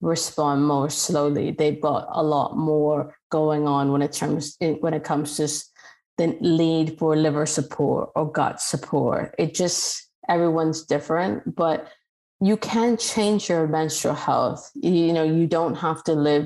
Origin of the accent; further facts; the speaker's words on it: Mississauga, Ontario, Canada; I'm Canadian and I grew up in Mississauga